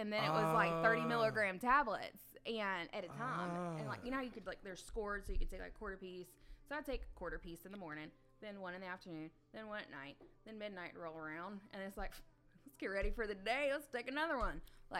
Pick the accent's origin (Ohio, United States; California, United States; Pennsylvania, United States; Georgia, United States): Georgia, United States; Warner Robins; born or raised there